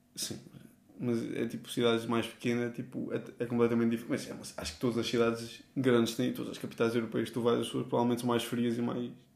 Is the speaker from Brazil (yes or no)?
no; Portugal; moved away as an adult; also born or lived in Lisbon; now in Spain; nós somos portugueses